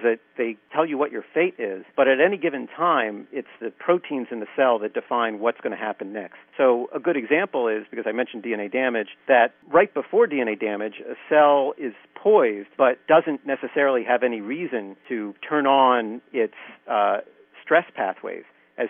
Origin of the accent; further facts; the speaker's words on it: Philadelphia, Pennsylvania, United States; I grew up in Philadelphia, and I went to the University of Pennsylvania